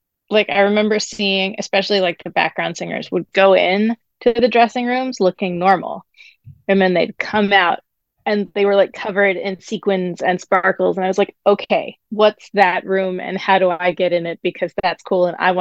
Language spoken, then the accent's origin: English; New York, United States; I grew up also up here and going into New York to see shows